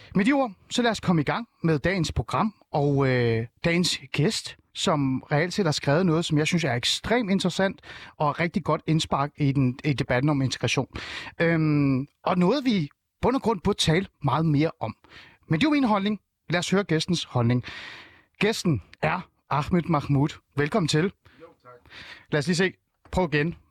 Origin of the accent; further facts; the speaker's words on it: North Zealand, Capital Region of Denmark, Denmark; Jeg er vokset op i en lille by i Nordsjælland, hvor alle var danskere